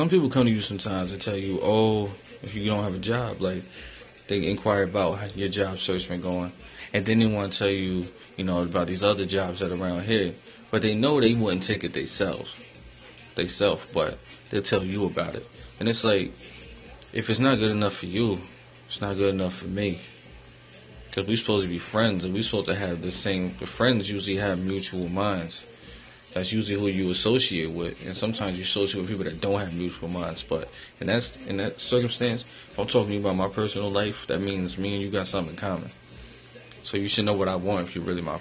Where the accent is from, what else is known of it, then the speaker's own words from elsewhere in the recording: Albany, New York, United States; also born or lived in Schenectady; From New York, upstate New York, Albany area. I'm really from Albany. I grew up a good kid at first